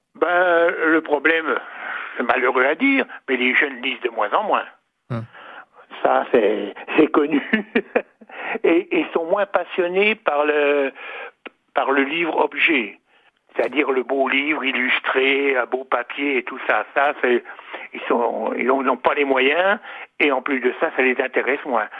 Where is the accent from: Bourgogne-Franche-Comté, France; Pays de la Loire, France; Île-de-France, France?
Bourgogne-Franche-Comté, France; Saulieu; also born or lived in Dijon; je suis né à Saulieu et à côté de la boucherie de mes parents, il y avait un libraire